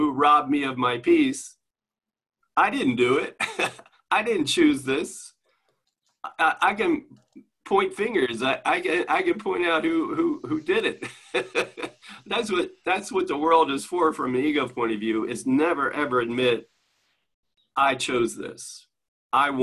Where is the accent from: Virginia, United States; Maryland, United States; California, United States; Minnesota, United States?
Maryland, United States; I'm from Maryland, but we said the same thing in Maryland